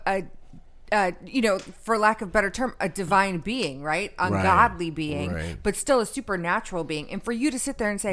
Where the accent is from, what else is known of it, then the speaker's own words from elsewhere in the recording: Detroit, Michigan, United States; I grew up in Detroit.